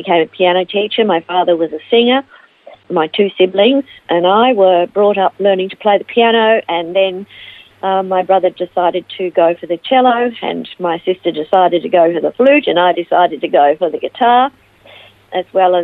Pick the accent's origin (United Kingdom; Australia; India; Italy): Australia; Melbourne, Victoria; also born or lived in Ivanhoe / United States; now in Phillip Island, Australia; I was born in Ivanhoe and raised in Melbourne, and spent most of my life in Melbourne until 1995, when I moved to the United States, and I lived there for 5 years before coming back